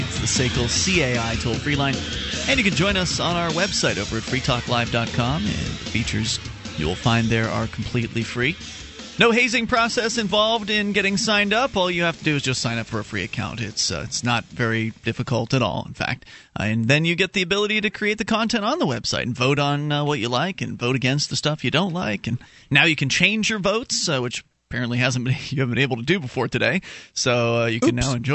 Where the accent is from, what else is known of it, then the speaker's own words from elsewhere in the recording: Florida, United States; moved away as an adult; now in New Hampshire, United States; Mark and I moved from Florida, which is where we were born. Moved up to New Hampshire as part of the Free State Project back in 2006